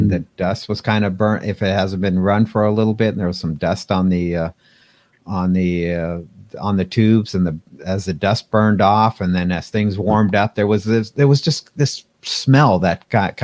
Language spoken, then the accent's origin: English; Pasadena, California, United States; I grew up in Pasadena, California